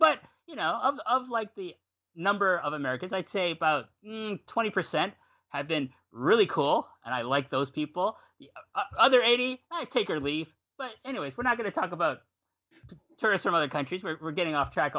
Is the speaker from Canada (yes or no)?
yes; Canada; now in Japan; I'm Canadian